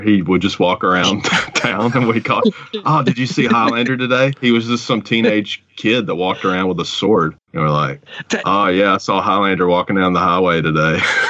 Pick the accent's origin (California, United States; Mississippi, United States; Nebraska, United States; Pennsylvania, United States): Mississippi, United States; I'm from Mississippi